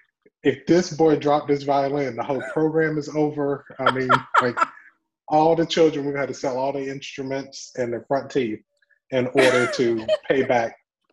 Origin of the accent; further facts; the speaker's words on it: Atlanta, Georgia, United States; now in Philadelphia, United States; I grew up in Atlanta in a big musical family